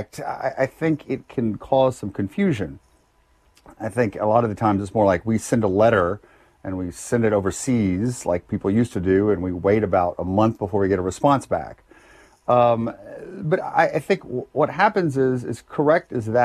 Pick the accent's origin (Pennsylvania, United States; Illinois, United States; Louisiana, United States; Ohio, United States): Louisiana, United States; Lafayette; I was born in Lafayette, Louisiana. Went to high school there, public high school product